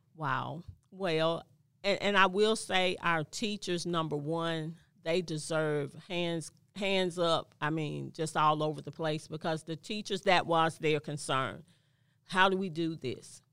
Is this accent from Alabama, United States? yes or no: yes; Mobile, Alabama, United States; born and raised in Mobile, Alabama